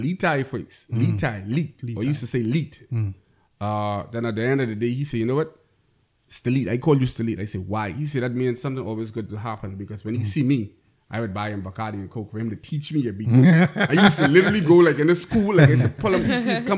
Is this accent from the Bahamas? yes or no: yes; Inagua, Bahamas; I grew up in Inagua